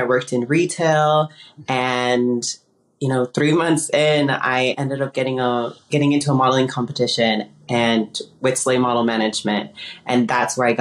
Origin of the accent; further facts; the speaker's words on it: Lincoln, California, United States; first language Spanish; English is a second language; moved away as an adult; also born or lived in Michoacán, Mexico / Patterson, California; now in Los Angeles, United States; I was born in Mexico, in Naurapan, Michoacan, Mexico, and I grew up in Northern California.